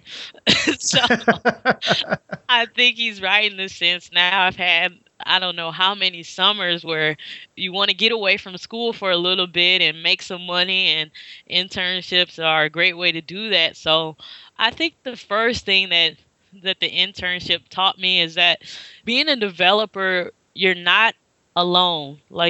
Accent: St. Louis, Missouri, United States; moved away as an adult; also born or lived in Nashville; now in Chicago, United States; I'm from St. Louis originally

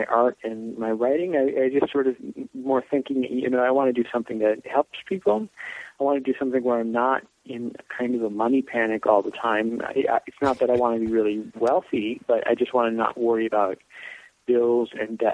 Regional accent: Brown Deer, Wisconsin, United States; also born or lived in Los Angeles; I've been in Milwaukee in Brown Deer, where I grew up, which is a suburb on the north side of the city.

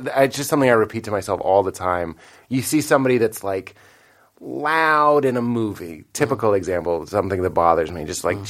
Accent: Boston, Massachusetts, United States; I will say I'm from Boston

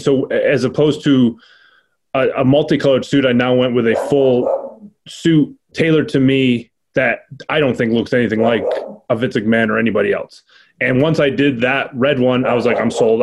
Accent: Rochester, New York, United States; to be in my hometown

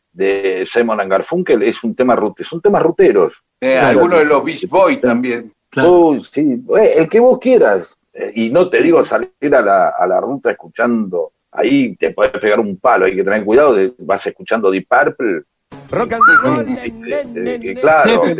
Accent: Rosario, Santa Fe, Argentina; Esto que les conté pasaba en Rosario, de donde soy oriundo.

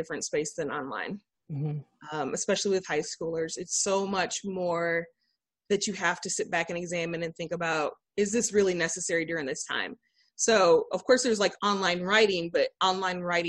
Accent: Flint, Michigan, United States; I am from Flint, Michigan. I'm a resident there. I teach at Carmen Ainsworth High School, which is located outside of the city, but we are a school of choice. So we have a number of students who live within the city of Flint. That's my alma mater

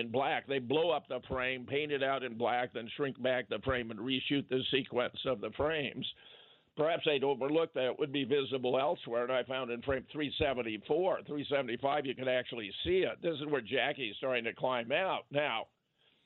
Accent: Pasadena, California, United States; I was born in Pasadena

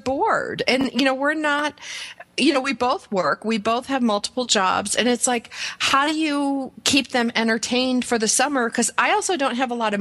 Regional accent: Buffalo, New York, United States; moved away; I grew up in Buffalo where it was like 40 below zero

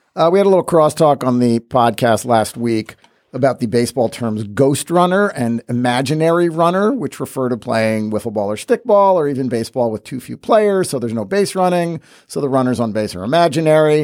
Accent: Westchester County, New York, United States; I grew up in the nineteen seventies in Westchester County, New York

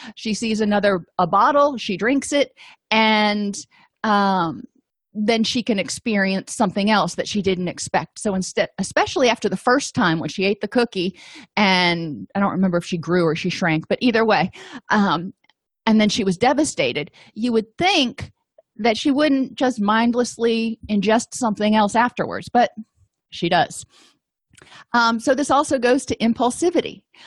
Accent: Florida, United States; I grew up in Florida, and I went to the University of Florida

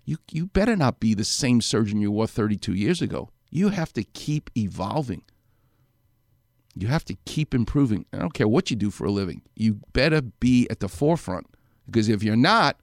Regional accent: New York, United States; now in Los Angeles, United States; I'm a New Yorker

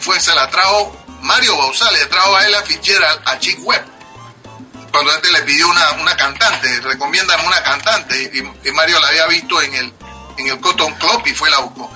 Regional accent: Panama; moved away as an adult; now in New York, United States; yo salí formado de Panamá. Yo salí a los 24, 25 años.

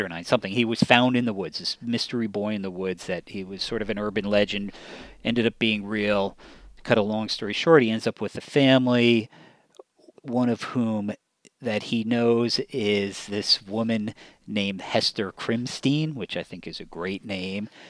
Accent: near Ramapo, New York, United States; a part of New York near where I grew up

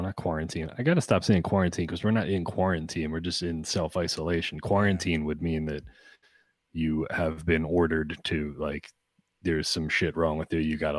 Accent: Boyertown, Pennsylvania, United States; also born or lived in Gilbertsville, Pennsylvania; growing up in Gilbertsville and Boyertown

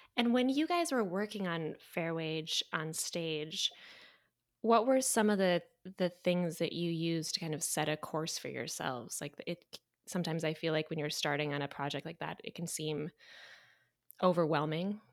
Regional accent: Clarkston, Michigan, United States; I'm from, um, Clarkston.

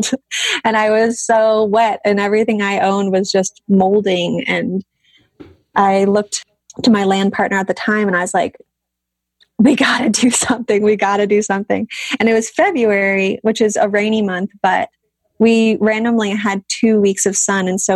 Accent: Southern California, United States; moved away; I grew up in Southern California. I was very much a SoCal gal

